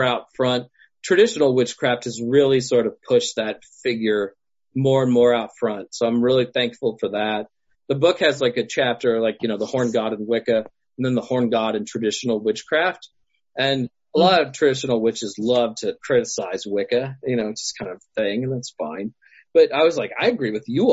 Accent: Nashville, Tennessee, United States; now in California, United States; I also grew up around Nashville

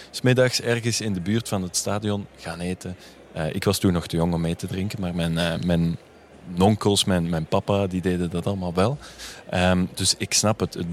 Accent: Turnhout, Flanders, Belgium; Heel mijn familie eigenlijk, we komen uit Turnhout.

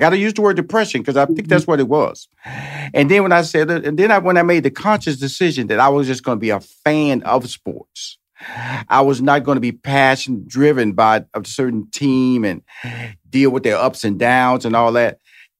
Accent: Houston, Texas, United States; And I'm from Houston.

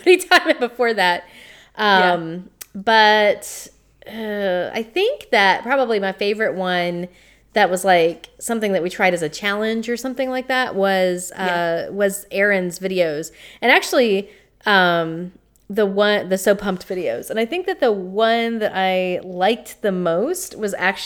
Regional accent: the South, United States; accent: Southern

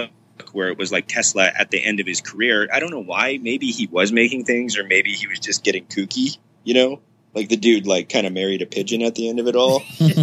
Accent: Winnipeg, Manitoba, Canada; lived in my hometown in Canada, which is Winnipeg, Manitoba.

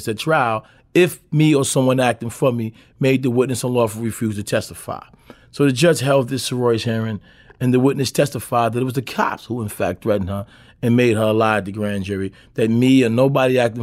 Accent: New York City, New York, United States; I grew up in Lafayette Gardens where it was kind of like one block with 80,000 people on it, you know, in a housing project

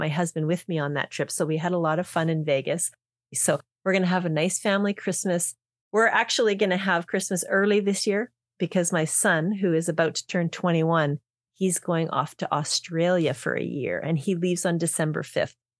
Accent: Canada; we're from Canada

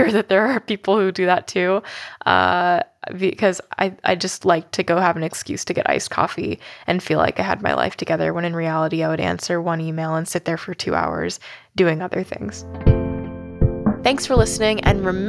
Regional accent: California, United States; I grew up in California

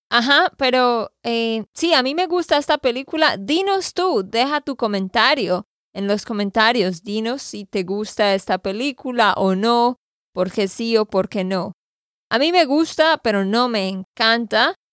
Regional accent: Santander, Colombia; de Santander, Colombia.

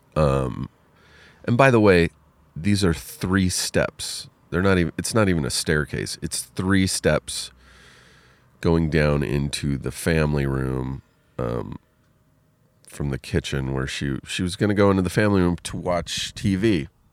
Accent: Riverside, California, United States; moved away; I am in Riverside, California, my hometown.

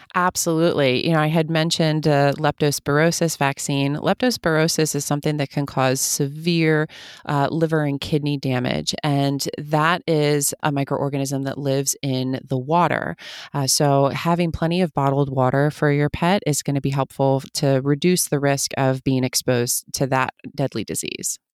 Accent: outside of Philadelphia, Pennsylvania, United States; moved away as an adult; also born or lived in Germany; now in Los Angeles, United States; where I grew up in Pennsylvania

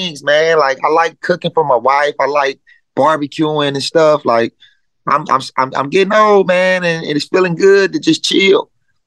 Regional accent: Dayton, Ohio, United States

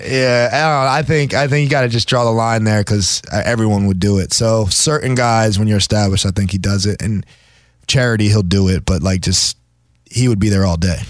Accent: New Jersey, United States; I'm from South Jersey

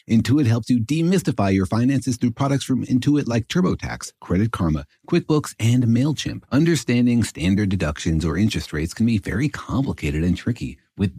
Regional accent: Los Alamos, New Mexico, United States; moved away; also born or lived in Irvine, California; I grew up in Los Alamos, New Mexico

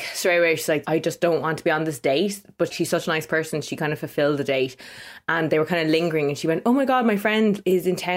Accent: Ireland; accent: Irish; I'm from Ireland, so I would probably pronounce that Dalston

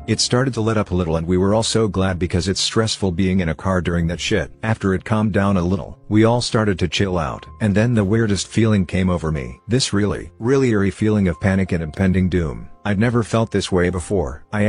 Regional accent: West Virginia, United States; I grew up in West Virginia, right on the Ohio border.

